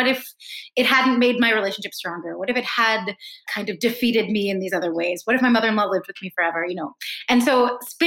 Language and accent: English; East Coast of the United States, United States; I grew up on the East Coast in a school, in an environment where a lot of people were some kind of mix